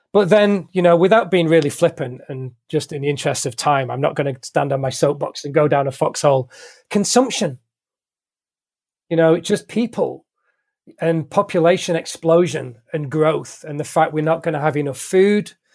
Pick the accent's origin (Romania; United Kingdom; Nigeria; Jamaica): United Kingdom; Manchester, North West England; moved away as an adult; now in London, United Kingdom; I'm from Manchester